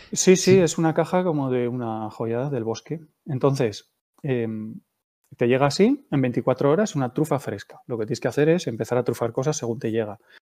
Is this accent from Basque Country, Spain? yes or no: yes; Gipuzkoa, Basque Country, Spain; moved away as an adult; also born or lived in Palencia; Soy de un pueblo de, de Guipúzcoa donde todos los años había una exposición en el frontón del pueblo